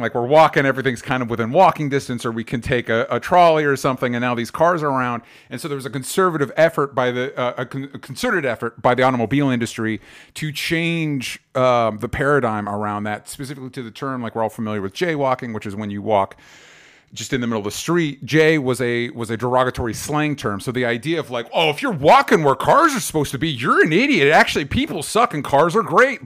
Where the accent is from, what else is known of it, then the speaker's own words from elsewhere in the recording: Florida, United States; now in Los Angeles, United States; I grew up in Florida